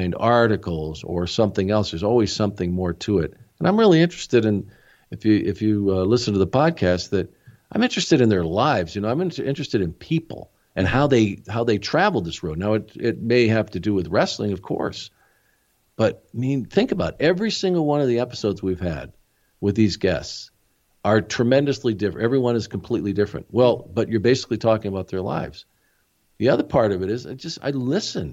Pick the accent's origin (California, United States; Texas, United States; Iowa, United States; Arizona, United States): Arizona, United States; small town near Tucson; moved away; I grew up in a small town